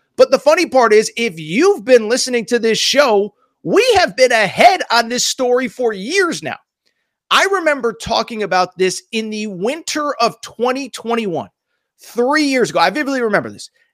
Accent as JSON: {"language": "English", "region": "Northeast", "country": "United States", "tie": "born or raised there", "said": "I grew up in the Northeast."}